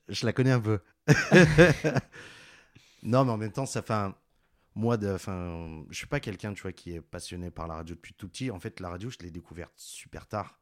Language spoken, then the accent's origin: French; Grenoble, Auvergne-Rhône-Alpes, France; je viens de Grenoble